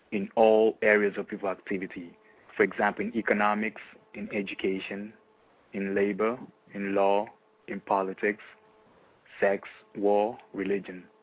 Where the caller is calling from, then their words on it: Austria; I'm calling from Austria.